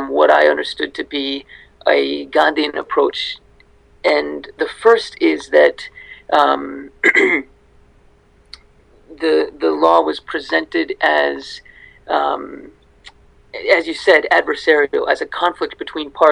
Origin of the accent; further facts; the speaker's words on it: United States; I grew up in the United States